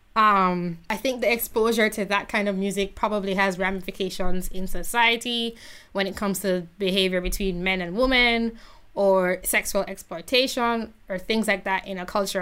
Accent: Jamaica; I was thoroughly shamed as a Jamaican

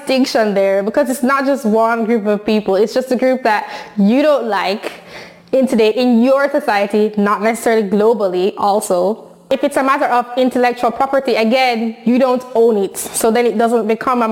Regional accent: Jamaica; I'm Jamaican, so I'm from a culture

